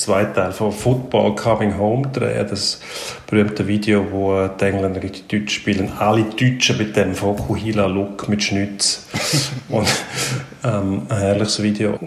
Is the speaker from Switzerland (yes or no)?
yes; Switzerland; bei uns in der Schweiz